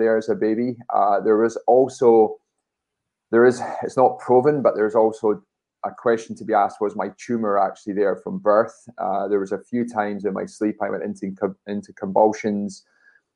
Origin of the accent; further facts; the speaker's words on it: Dunfermline, Scotland, United Kingdom; I was born in Dunfermline